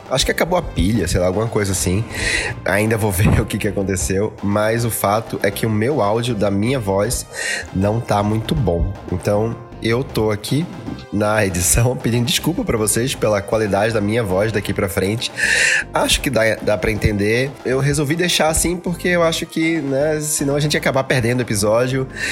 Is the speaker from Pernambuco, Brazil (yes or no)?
yes; Recife, Pernambuco, Brazil; moved away; lá em Recife, lá na minha, na minha terra